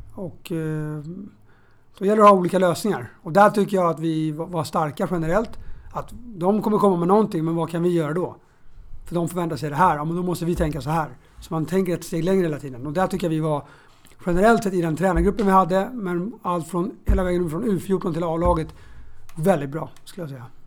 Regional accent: Stockholm, Stockholm County, Sweden; jag är från Bromma och spelade själv i BP's knatteskola

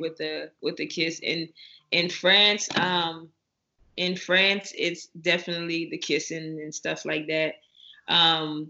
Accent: Louisiana, United States; I'm from Louisiana, so our seasoning is like none other.

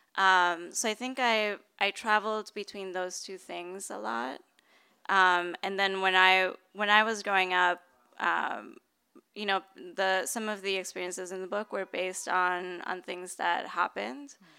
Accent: Bogota, Bogotá Capital District, Colombia; now in San Francisco, United States; I grew up middle class in Bogota

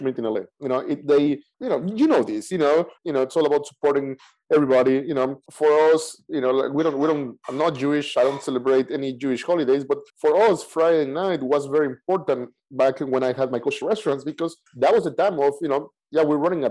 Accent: Mexico City, Mexico; moved away as an adult; I grew up in Mexico City.

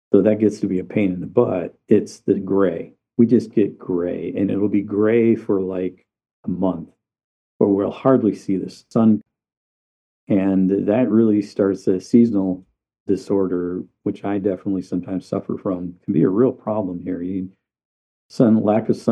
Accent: Upper Peninsula, Michigan, United States; I was born in the Lower Peninsula, and I moved here when I was a kid

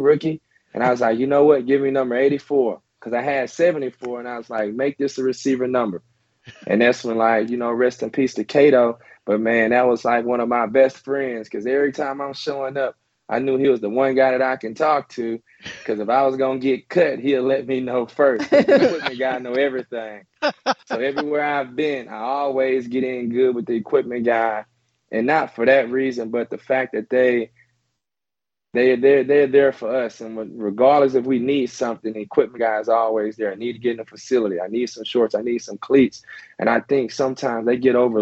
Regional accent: Louisiana, United States; also born or lived in Mississippi; I'm this kid from Louisiana

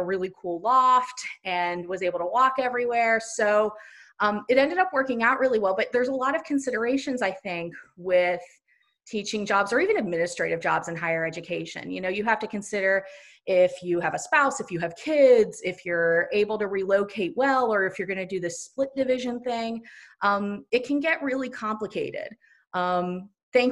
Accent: Ohio, United States; moved away as an adult; also born or lived in Indiana; I'm from Ohio and then went to school in Indiana

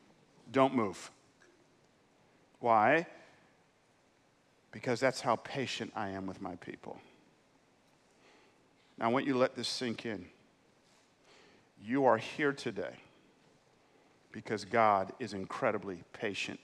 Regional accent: Atlanta, Georgia, United States; I know I'm in California, but I grew up in Atlanta

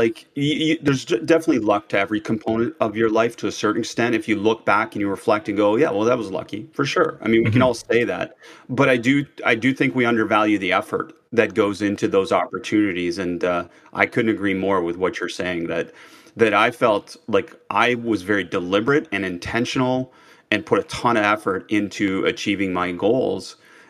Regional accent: Canada; I think that's the biggest challenge for all of us as Canadian coaches

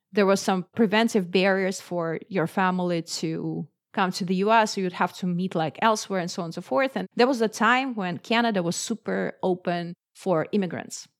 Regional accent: Moscow, Russia; I grew up in Moscow, which is the capital of Russia

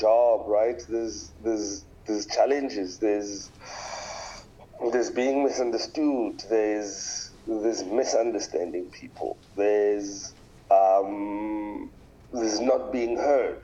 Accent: Pretoria, Gauteng, South Africa; moved away as an adult; now in Cape Town, South Africa; I am originally from Pretoria. I live in Cape Town.

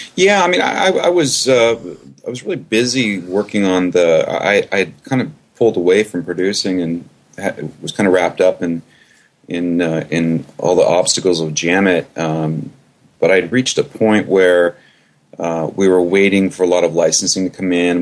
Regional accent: Canada; I'm originally from Canada.

